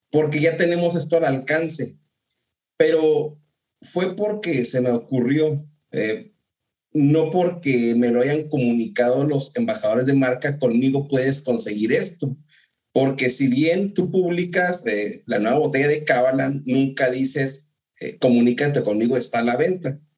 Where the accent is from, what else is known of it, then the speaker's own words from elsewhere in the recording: Ciudad Juárez, Chihuahua, Mexico; yo soy de Juárez y Edgar también, eh, y dicen, yo, yo vivía en Juárez